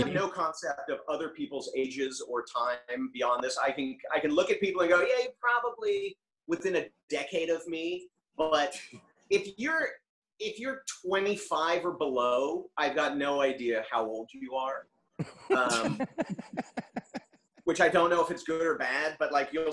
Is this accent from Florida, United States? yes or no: no; Los Angeles, California, United States; also born or lived in La Cañada Flintridge / Pasadena; I am born and raised in LA or LA outskirts, depending on how you view it